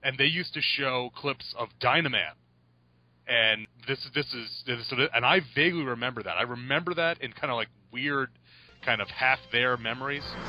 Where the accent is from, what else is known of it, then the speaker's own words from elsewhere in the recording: New York, United States; moved away; I'm from New York, so uh, originally